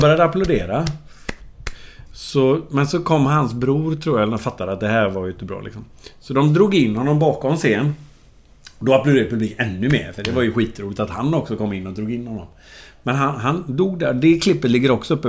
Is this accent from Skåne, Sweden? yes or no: no; Gothenburg, Västra Götaland, Sweden; där växte jag upp. Och så gick jag ju då, som jag sa, i Toleskolan